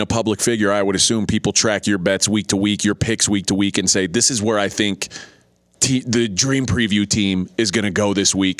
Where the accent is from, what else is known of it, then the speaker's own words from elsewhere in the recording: Texas, United States; I grew up in Texas